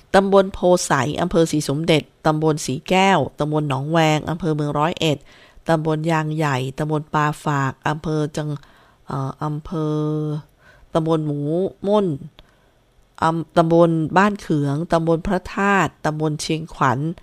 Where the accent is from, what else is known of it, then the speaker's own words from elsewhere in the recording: Isan, Thailand; เราก็ชาวอีสานแหละ